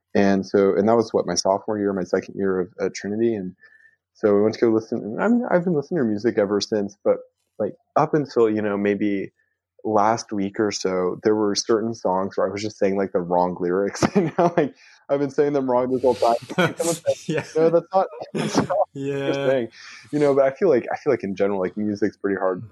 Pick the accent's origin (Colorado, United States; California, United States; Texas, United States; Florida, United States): Texas, United States; Houston; first language Spanish; also born or lived in San Antonio / Strasbourg; I grew up in Houston.